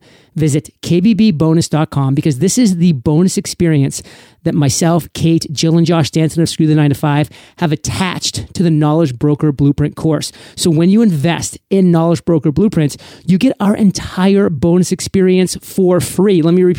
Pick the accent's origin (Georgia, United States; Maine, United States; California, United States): Maine, United States; also born or lived in Rhode Island; I'm a Patriots fan, born and raised in New England, Maine to be specific. Went to college in Rhode Island, Providence College to be specific. So the first 22 years of my life, I lived in the land of New England.